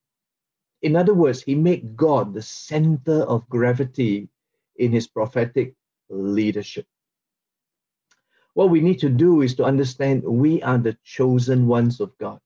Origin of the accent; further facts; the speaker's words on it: Singapore; from Singapore